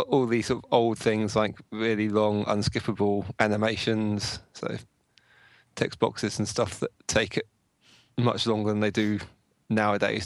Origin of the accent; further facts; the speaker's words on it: Milton Keynes, South East England, United Kingdom; I'm from Milton? I'm from Milton Keynes.